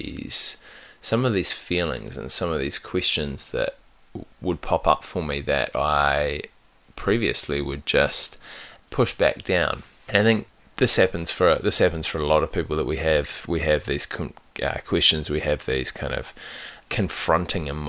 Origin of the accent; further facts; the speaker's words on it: New Zealand; I grew up in New Zealand